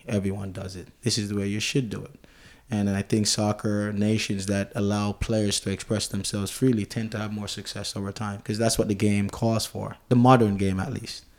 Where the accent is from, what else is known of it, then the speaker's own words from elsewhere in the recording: Jamaica; I'm Jamaican, which, you know, we're English, if you may